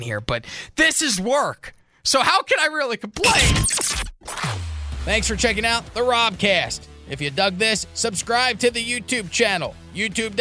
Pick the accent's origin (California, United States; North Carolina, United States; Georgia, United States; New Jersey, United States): New Jersey, United States; moved away; I'm from New Jersey